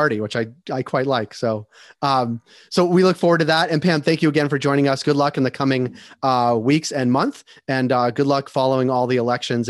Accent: Massachusetts, United States; I'm from Massachusetts

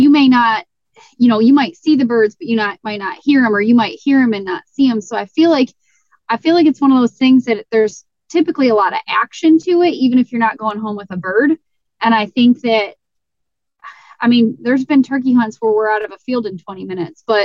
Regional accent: Michigan, United States; I was from Michigan, that I drove 24 hours for these Rios

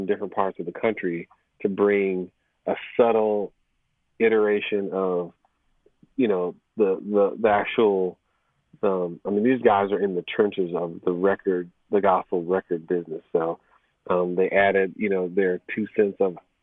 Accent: Chicago, Illinois, United States; moved away; I'm originally from the Chicago area

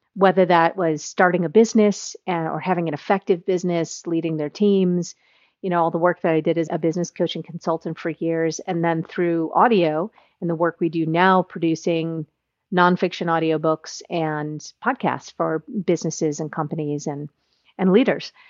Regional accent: United States; as an American

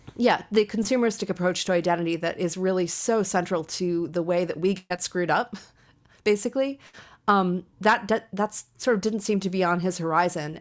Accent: United States; an American woman

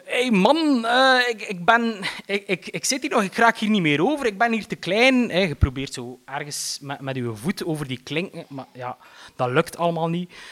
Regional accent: Eeklo, Flanders, Belgium; ik ben opgegroeid in Eeklo.

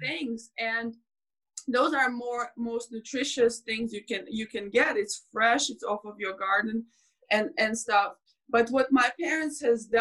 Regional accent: Belarus; moved away; I grew up in Belarus

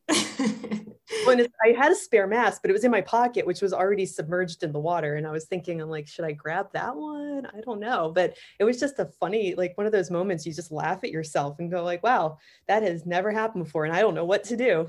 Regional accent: Pittsburgh, Pennsylvania, United States; moved away; also born or lived in Florida; I grew up in Pittsburgh, Pennsylvania

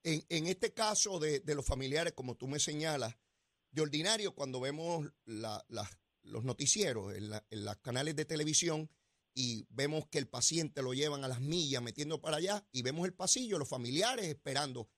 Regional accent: Puerto Rico; haber nacido en esta tierra y ser puertorriqueño

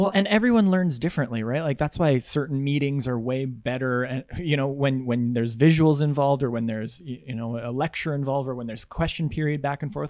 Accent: Russell, Manitoba, Canada; I'm from Russell

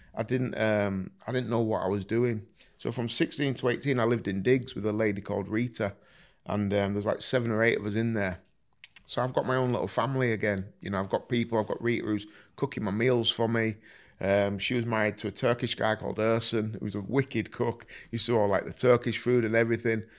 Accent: Driffield, Yorkshire and the Humber, United Kingdom; I was raised in Driffield

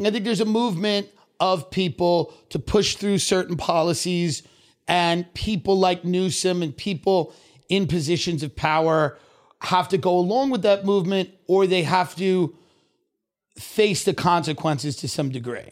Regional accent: Long Island, New York, United States; moved away; I grew up in Long Island, I grew up kvetching, complaining

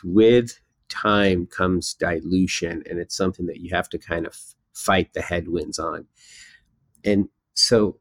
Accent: United States; I was born in America, so I feel American

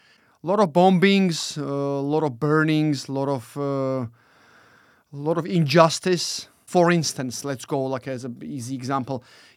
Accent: Georgia; also born or lived in Britain; now in United Kingdom; Being born and then growing up in Georgia, witnessed and experienced about five wars, all raged against us by Russia.

